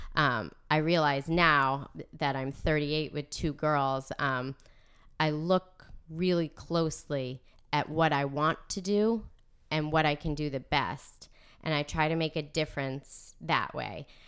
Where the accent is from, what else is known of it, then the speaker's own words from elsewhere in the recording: North Andover, Massachusetts, United States; also born or lived in Providence; I am from North Andover. I grew up here out on Chestnut Street